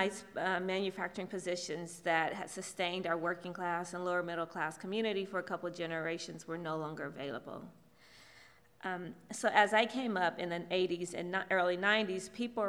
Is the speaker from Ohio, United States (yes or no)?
yes; Southwest Ohio, United States; incarceration has reshaped my family in my hometown in Southwest Ohio